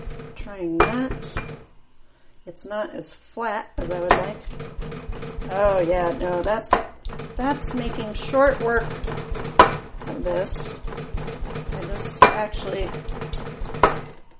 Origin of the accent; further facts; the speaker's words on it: New Mexico, United States; I grew up in New Mexico